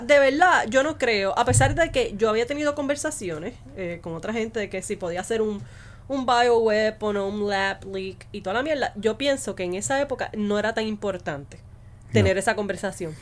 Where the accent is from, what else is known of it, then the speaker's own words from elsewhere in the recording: Puerto Rico; yo soy puertorriqueño